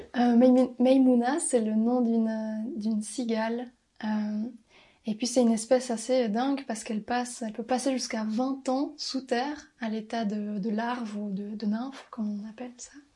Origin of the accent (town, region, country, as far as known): Valais, Switzerland; also born or lived in Brussels